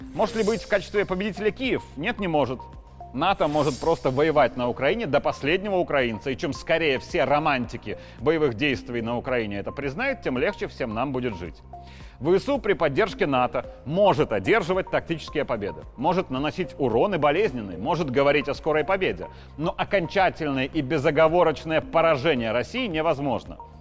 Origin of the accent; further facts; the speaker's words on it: Belarus; мы, белорусы